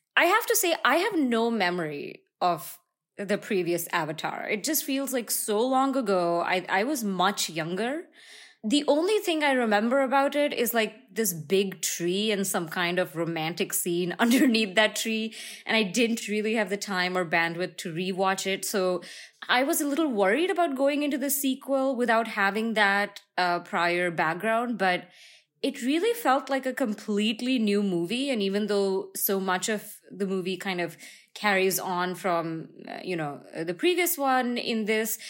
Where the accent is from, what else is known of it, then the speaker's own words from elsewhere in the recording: India; moved away; I am in my hometown in India right now